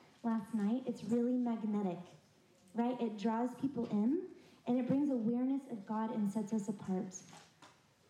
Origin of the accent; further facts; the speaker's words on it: San Antonio, Texas, United States; moved away as an adult; now in South Carolina, United States; I'm a transplant to South Carolina. I grew up mostly in San Antonio, Texas, where I went to school